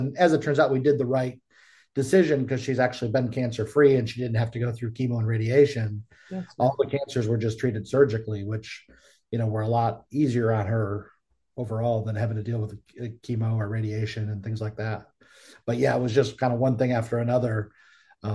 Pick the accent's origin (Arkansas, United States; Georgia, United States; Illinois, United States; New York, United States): New York, United States; Buffalo; now in Charlotte, United States; we're originally from the Buffalo area, but then I moved to Charlotte, North Carolina area